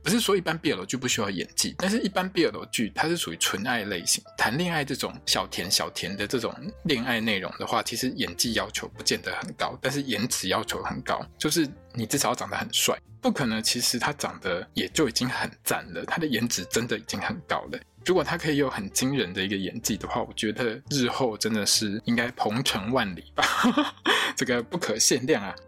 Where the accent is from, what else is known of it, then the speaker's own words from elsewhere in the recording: Taiwan; 我们台湾人念Boston就是直接念Boston嘛